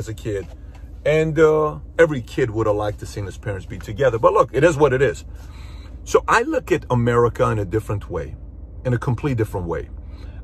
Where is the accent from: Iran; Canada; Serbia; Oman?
Iran; now in United States; I'm from Iran.